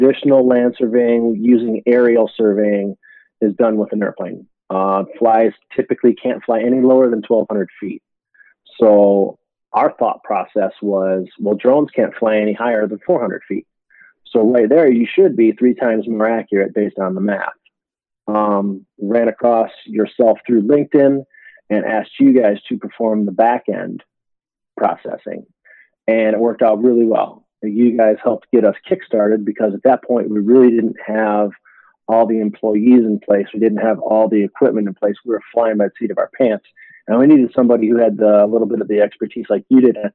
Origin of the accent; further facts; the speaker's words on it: Detroit, Michigan, United States; moved away as an adult; also born or lived in Lakeland, Florida; I grew up in Detroit, Michigan.